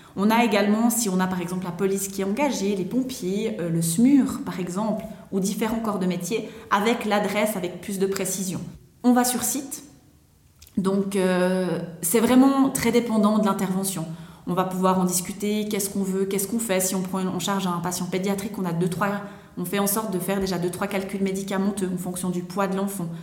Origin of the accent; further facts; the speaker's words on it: Vaud, Switzerland; also born or lived in London; je viens de la région du Gros-de-Vaud